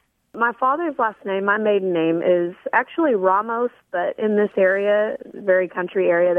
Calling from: Midlothian, Texas, United States; It's in Texas, and it's actually south of Dallas.

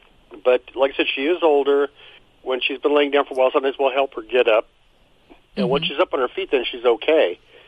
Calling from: El Monte, California, United States; From El Monte, California.

